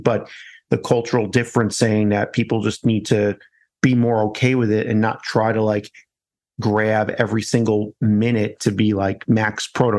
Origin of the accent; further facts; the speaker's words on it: New York, United States; now in Colorado, United States; I'm American through and through, born in New York, now in Colorado.